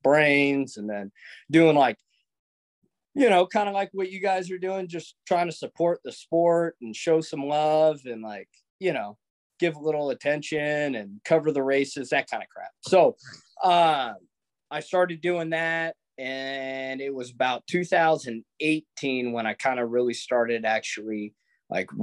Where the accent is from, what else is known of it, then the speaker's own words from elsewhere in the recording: Anchorage, Alaska, United States; I'm born and raised in Anchorage